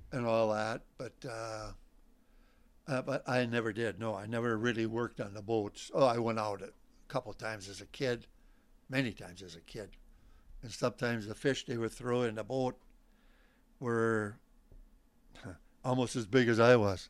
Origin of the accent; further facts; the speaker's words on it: Port Washington, Wisconsin, United States; now in Lac La Belle, United States; I'm originally from Port Washington, Wisconsin